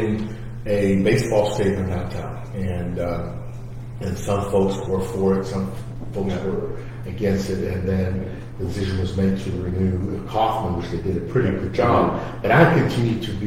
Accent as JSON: {"language": "English", "country": "Portugal", "moved": "yes", "lives_now": "Kansas City, United States", "said": "I'm from Portugal. So I came from a world where soccer is king"}